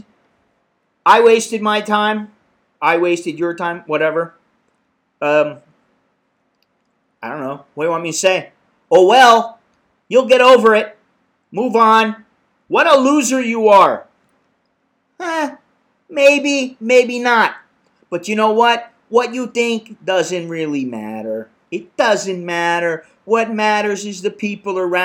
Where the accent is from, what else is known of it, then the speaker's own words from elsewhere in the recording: United States; now in Bangkok, Thailand; I'm an American in Bangkok